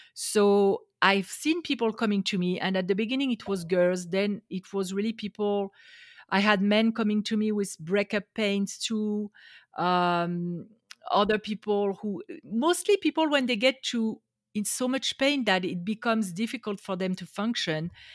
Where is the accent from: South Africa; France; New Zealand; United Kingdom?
France; English is a second language; moved away as an adult; now in Las Vegas, United States; I grew up in France. I am now in the U S, in Las Vegas, Nevada